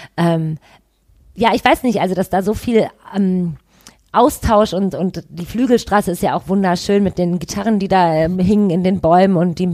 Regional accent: Düsseldorf, North Rhine-Westphalia, Germany; ich bin in Goldsheim aufgewachsen, das ist quasi gegenüber von Oberkassel, auch äh, am Rhein

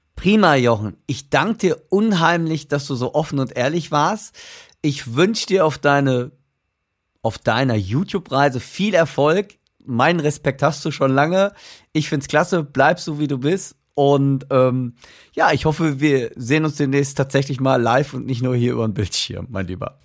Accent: Germany; weil wir sind Deutsche. Deutsch kann ich immer noch besser sprechen als Englisch

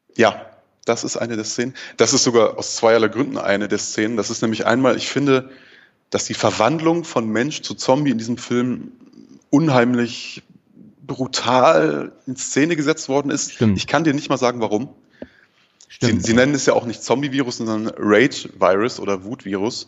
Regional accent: Ruhr area, North Rhine-Westphalia, Germany; now in Marburg, Germany; Ich komme ursprünglich aus dem Ruhrpott

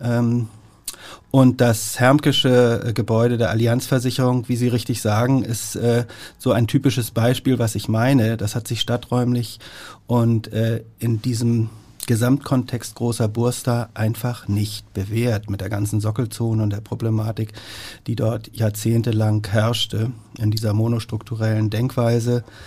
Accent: Hamburg, Germany; meine Heimatstadt, in der ich geboren bin, in der ich lebe und arbeite und die ich, wenn es nicht vermessen klingt, so ein bisschen wie das eigene Wohnzimmer betrachte, Hamburg

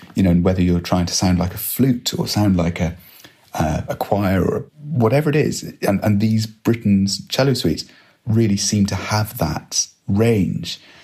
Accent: Edinburgh, Scotland, United Kingdom; I grew up in Edinburgh

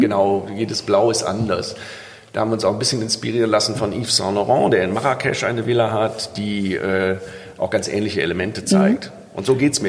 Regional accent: Rhineland, Germany; als Rheinländer

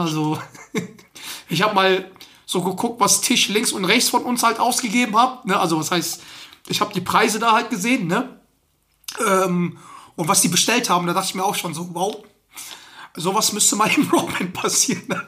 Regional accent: Germany; bei uns in Deutschland

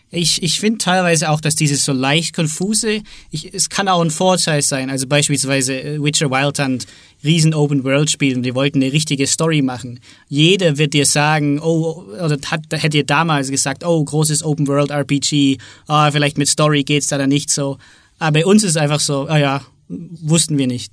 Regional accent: Southern Germany, Germany; ich bin aus Süddeutschland

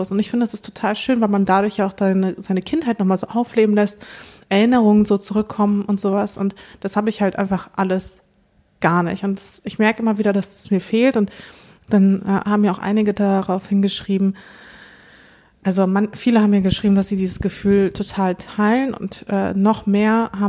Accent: Moldova; born there; ich bin geboren in Moldawien, ein Land, zu dem ich gar keinen Bezug habe

